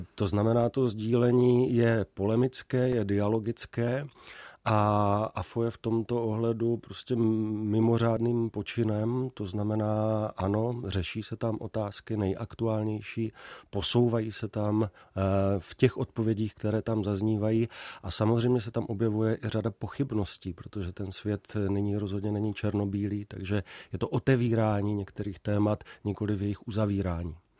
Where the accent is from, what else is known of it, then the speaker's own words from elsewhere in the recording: near Uherské Hradiště, Zlín Region, Czechia; also born or lived in Olomouc; pocházím eh, kousek od Uherského hradiště